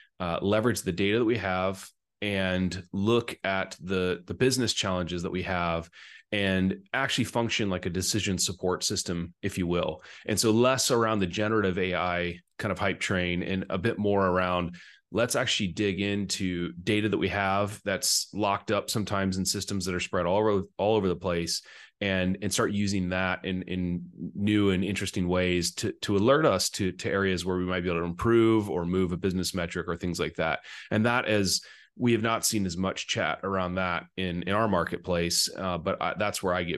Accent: China; accent: American; now in Scotland, United Kingdom; I grew up, I've got an American accent, an American passport, and I now live in Scotland, but I grew up in Asia, in China. And so I lived most of my life there before I went to college.

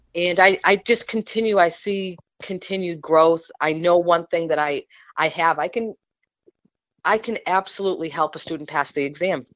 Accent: New England, United States; I'm from New England and I'm a Patriots fan.

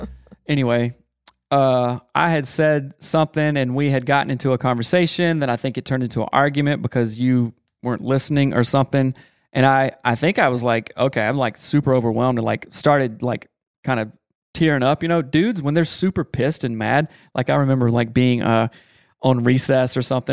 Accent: the South, United States; I am from the South.

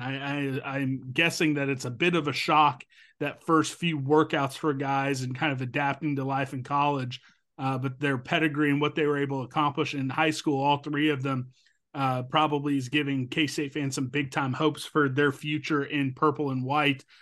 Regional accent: Topeka, Kansas, United States; my hometown of Topeka, Kansas

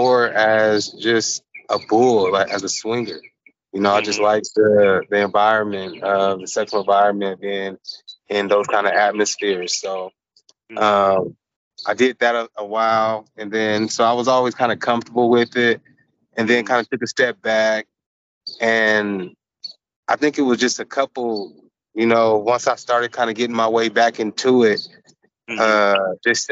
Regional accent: California, United States; now in Arizona, United States; I'm originally from California, but I reside in Arizona

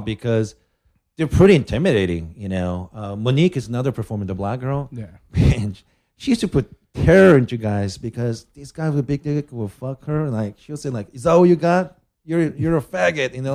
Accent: Japan; I'm from Japan

